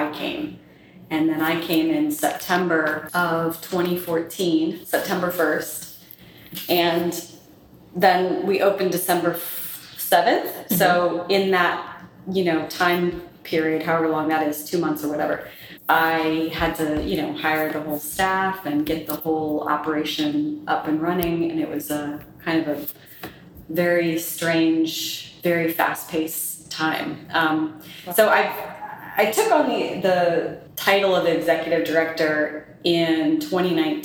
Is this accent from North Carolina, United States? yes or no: yes; North Carolina, United States; moved away as an adult; also born or lived in Colorado; now in Louisiana, United States; I'm originally from North Carolina, you know, grew up in the South and grew up around history and history museums.